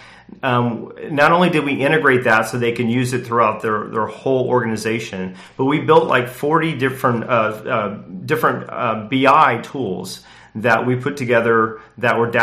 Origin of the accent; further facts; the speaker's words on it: Indianapolis, Indiana, United States; I grew up in Indianapolis